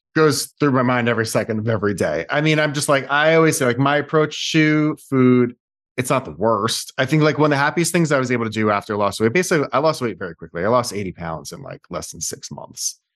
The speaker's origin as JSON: {"language": "English", "area": "Westchester", "region": "New York", "country": "United States", "tie": "born or raised there", "also_born_or_lived": "Brooklyn, New York", "said": "I was born in Brooklyn, and then I grew up in Westchester, then came back for N Y U."}